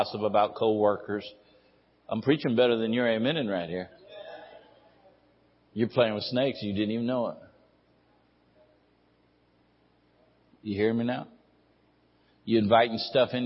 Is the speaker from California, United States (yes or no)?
yes; Ridgecrest, California, United States; I was born and raised over here in Ridgecrest